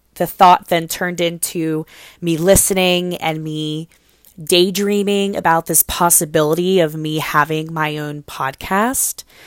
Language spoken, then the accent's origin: English; Cincinnati, Ohio, United States; I was born in Cincinnati, Ohio. I was raised in Cincinnati, Ohio. That's where I live today